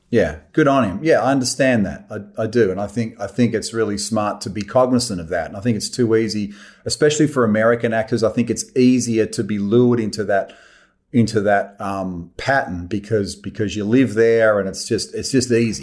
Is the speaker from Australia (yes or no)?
yes; Australia; I love being Australian.